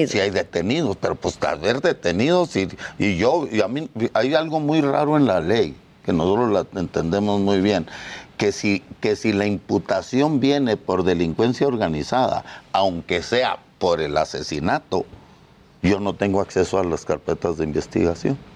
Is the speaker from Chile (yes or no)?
no; Mexico; Nosotros somos como otros mexicanos que matan.